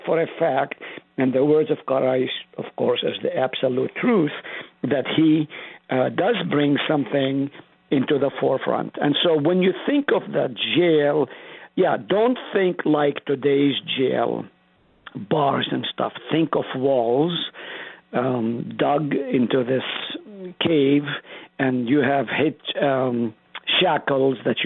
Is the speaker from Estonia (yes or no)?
no; Israel; now in South Dakota, United States; I grew up in Israel